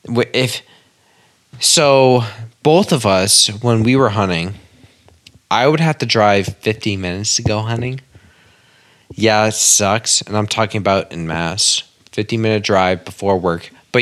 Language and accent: English; Maine, United States; now in Massachusetts, United States; Obviously, you guys know that I'm in Mass from Maine.